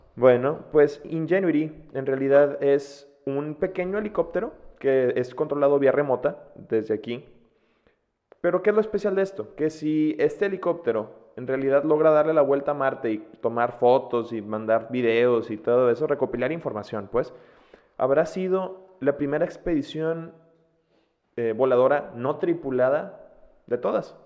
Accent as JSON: {"language": "Spanish", "country": "Mexico", "said": "siendo mexicana"}